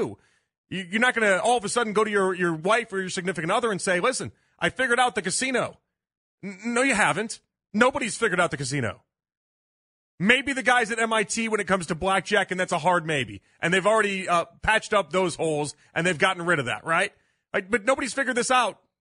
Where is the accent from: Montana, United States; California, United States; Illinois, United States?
Illinois, United States; Chicago; now in Cleveland, United States; my hometown of Chicago